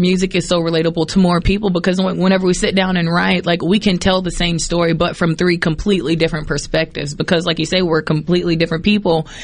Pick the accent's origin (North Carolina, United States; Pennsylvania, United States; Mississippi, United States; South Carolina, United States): Mississippi, United States; Poplarville; moved away; also born or lived in New Orleans, Louisiana; we grew up in Poplarville, Mississippi